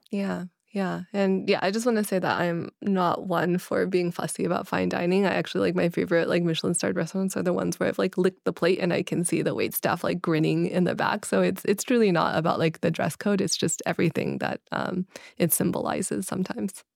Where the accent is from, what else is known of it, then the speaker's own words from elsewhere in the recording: Kentucky, United States; growing up in Kentucky